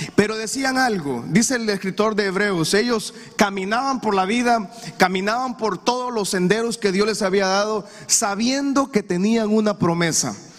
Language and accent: Spanish; Honduras; Usted y yo como hondureño